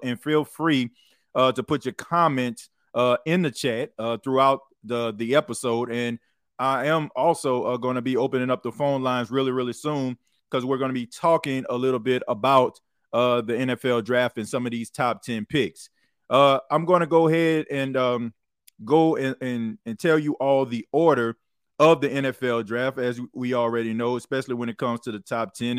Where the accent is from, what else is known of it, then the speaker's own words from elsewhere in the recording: New Orleans, Louisiana, United States; the New Orleans Saints, uh, my hometown team